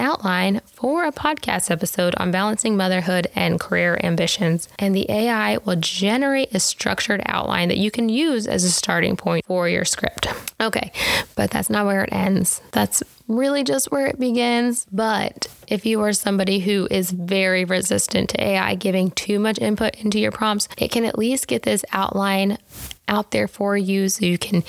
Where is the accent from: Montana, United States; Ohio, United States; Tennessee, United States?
Tennessee, United States; I was raised in Tennessee, so I say y'all